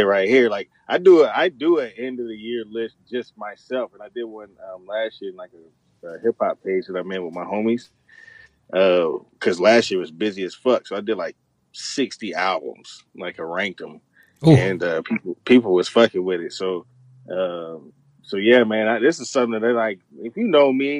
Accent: Chattanooga, Tennessee, United States; moved away as an adult; also born or lived in Spangdahlem, Germany; I'm from Chattanooga, Tennessee

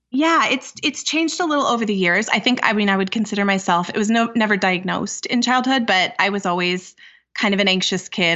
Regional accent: California, United States; moved away as an adult; now in Minnesota, United States; I'm originally from California, but I moved to Minnesota a number of years ago for a postdoctoral fellowship.

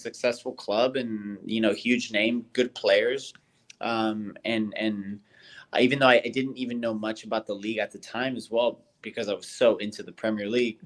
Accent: United States; moved away; being American

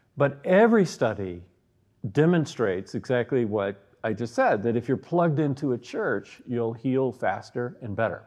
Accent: the Bible Belt, United States; now in Evergreen, United States; being born in the Bible Belt in the United States

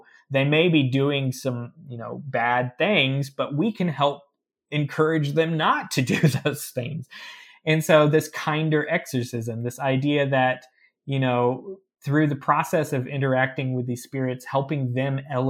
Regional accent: the Ozarks, United States; people don't believe I'm from the Ozarks because I don't have the accent.

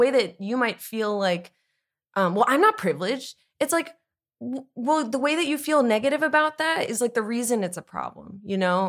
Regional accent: East Coast, United States; I'm from the East Coast like Jess

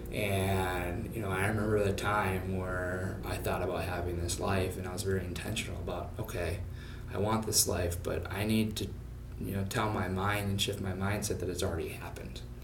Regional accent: suburb of Minneapolis, Minnesota, United States; moved away as an adult; also born or lived in Phoenix, Arizona; I actually grew up in Minnesota, uh, suburb of Minneapolis

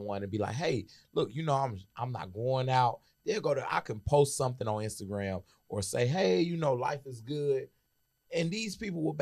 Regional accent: Nigeria; now in Houston, United States; I'm a Nigerian

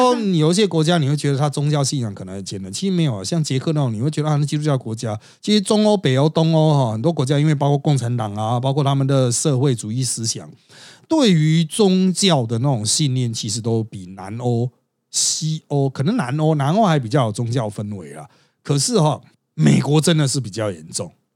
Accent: Taiwan; 我们台湾人

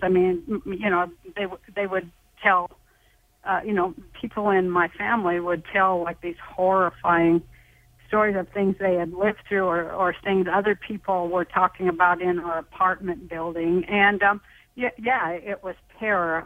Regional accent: Salt Lake City, Utah, United States; I'm from Salt Lake City, Utah

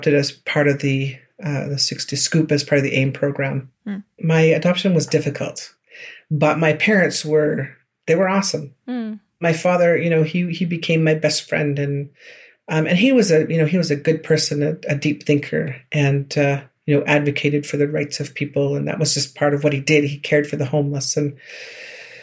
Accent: George Gordon First Nation, Saskatchewan, Canada; I'm from George Gordon First Nation in the southern part of Saskatchewan Treaty 4 area

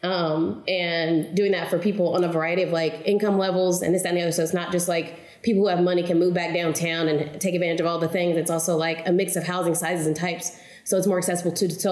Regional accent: Oklahoma City, Oklahoma, United States; I'm from Oklahoma City, born and raised. I've never moved away.

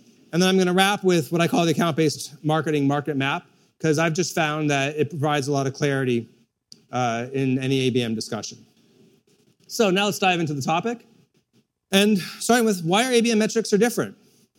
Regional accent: Ethiopia; born there; I was born in Ethiopia. What's marked on the map is actually Eritrea, because the part where I was born as Mara split off during the Civil War. But at the time, it was Ethiopia.

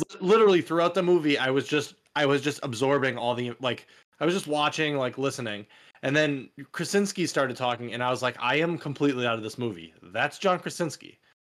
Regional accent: United States; as an American

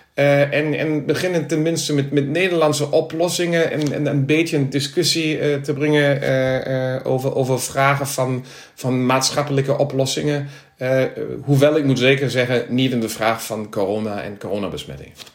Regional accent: Krefeld, North Rhine-Westphalia, Germany; Dutch is a second language; also born or lived in Berlin; Krefeld, waar ik vandaan kom.

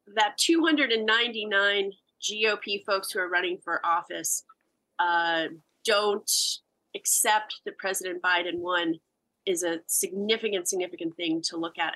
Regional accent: United States; As an American

